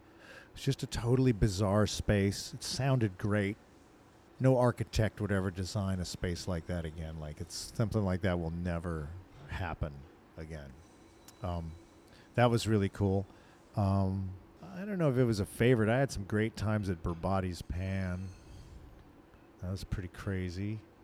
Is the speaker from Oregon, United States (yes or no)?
yes; Portland, Oregon, United States; I wouldn't have felt a kinship with them just because we're both from Portland.